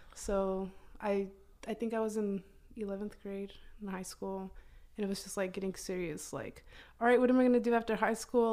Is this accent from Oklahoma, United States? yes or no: yes; Oklahoma, United States; also born or lived in Durango, Mexico; I moved to Oklahoma, um, maybe I was one year, nine months around that time